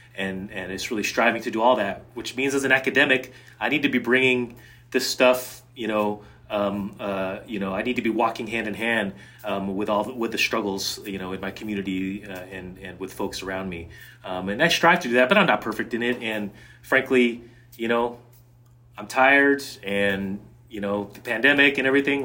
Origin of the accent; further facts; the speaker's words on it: Seattle, Washington, United States; moved away; also born or lived in Connecticut; I grew up mostly in the Seattle area, and then also, and then, and then in Connecticut